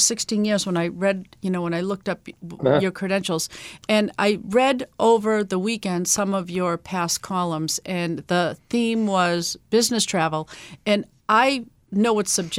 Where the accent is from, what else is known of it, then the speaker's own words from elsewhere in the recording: Boston, Massachusetts, United States; I'm a dye-in-the-wool Bostonian